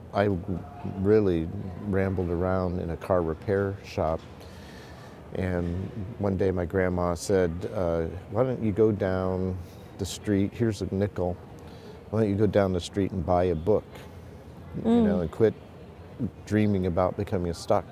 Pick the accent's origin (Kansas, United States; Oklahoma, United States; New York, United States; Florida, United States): Oklahoma, United States; Stilwell; I was born in Oklahoma and spent a lot of my early years in a town that was recently highlighted in the Washington Post, Stillwell, Oklahoma.